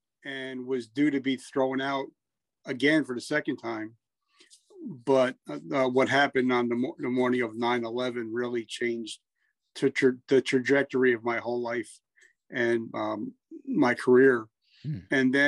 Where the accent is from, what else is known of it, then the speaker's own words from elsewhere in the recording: New Jersey, United States; Horrible. I grew up in Jersey.